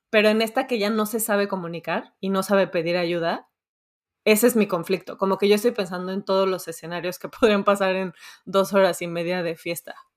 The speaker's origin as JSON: {"language": "Spanish", "country": "Mexico", "moved": "yes", "said": "yo soy mexicana y, soy mexicana intensa, mamá intensa."}